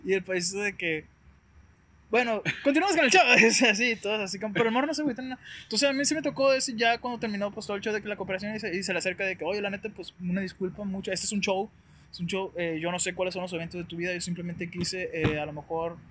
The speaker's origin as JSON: {"language": "Spanish", "town": "Guasave", "region": "Sinaloa", "country": "Mexico", "also_born_or_lived": "Culiacán, Sinaloa / Sonora", "said": "yo soy de Guasave, me tocó vivir un tiempo en Culiacán"}